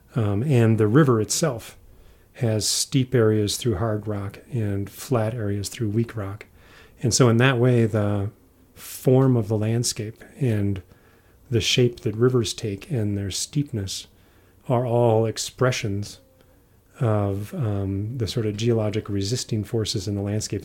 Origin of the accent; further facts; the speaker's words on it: Midwest, United States; moved away as an adult; also born or lived in Utah; growing up in the Midwest